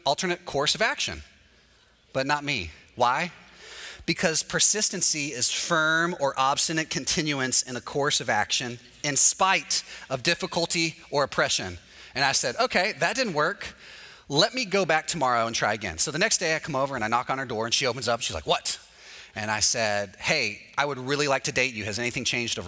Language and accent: English; Texas, United States; moved away as an adult; now in Orlando, United States; I'm from Texas